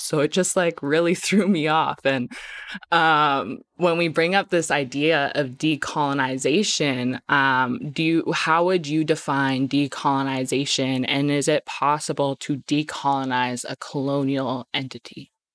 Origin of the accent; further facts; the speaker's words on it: Medicine Hat, Alberta, Canada; I grew up in Medicine Hat, like, I'm from Muscatine, but I grew up in Medicine Hat